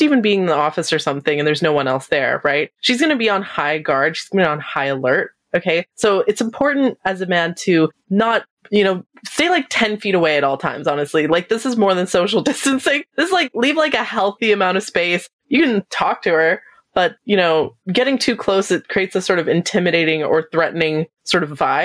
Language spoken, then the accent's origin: English; Canada; I'm Canadian